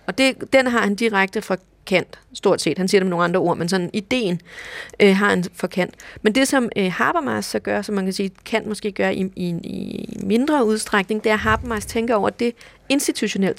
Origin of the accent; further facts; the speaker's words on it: Denmark; vi er både europæere, og vi er danskere